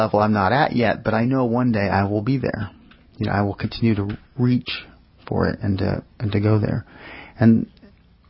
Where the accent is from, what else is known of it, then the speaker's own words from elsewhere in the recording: New York City, New York, United States; I grew up in New York City, and Diane Wolfstein came to my preschool.